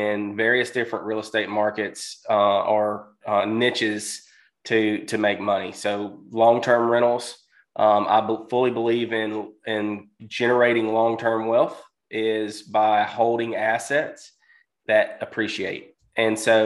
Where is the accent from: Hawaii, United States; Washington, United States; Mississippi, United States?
Mississippi, United States; I'm from Mississippi